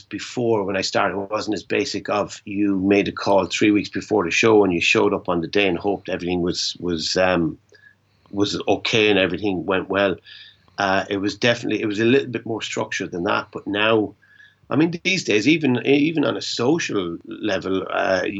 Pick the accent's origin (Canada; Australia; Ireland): Ireland; being Irish and being based in Europe